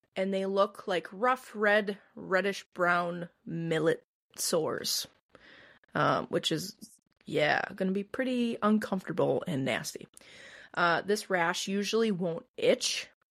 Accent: Midwest, United States; I'm from the Midwest

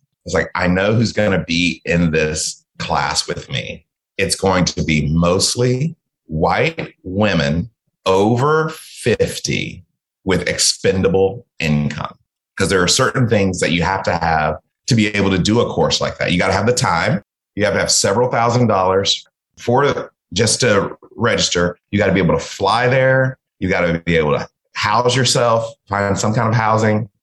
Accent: American South, United States; also born or lived in Mississippi / Georgia / Texas; My parents were both born in Mississippi. So we are from the American South

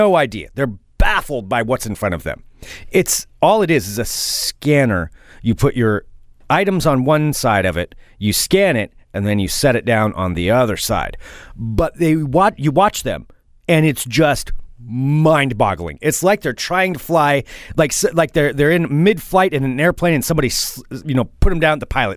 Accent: Oregon, United States; I am from Oregon

